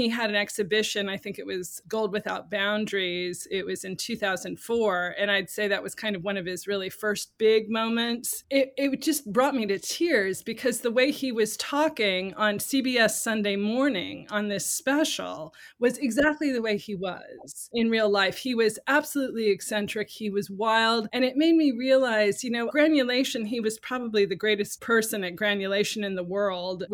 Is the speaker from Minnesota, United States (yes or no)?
no; Columbia, Missouri, United States; now in New York, United States; I grew up in the Midwest in Columbia, Missouri